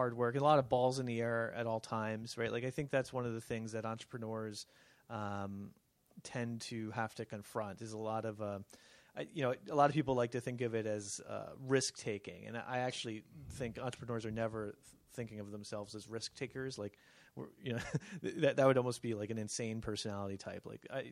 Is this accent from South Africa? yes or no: no; New Jersey, United States; moved away as an adult; also born or lived in California / Pennington, New Jersey; I'm originally from New Jersey